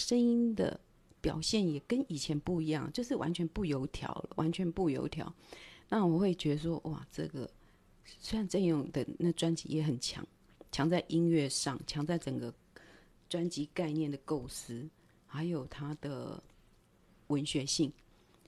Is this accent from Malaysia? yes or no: no; Taiwan; first language Taiwanese Hokkien; Chinese is a second language; 因为我们这一代从小我讲台语讲到六岁，然后七岁就是上小学，上小学之后就再也不会，就再也不能不会讲国语了啊，讲台语了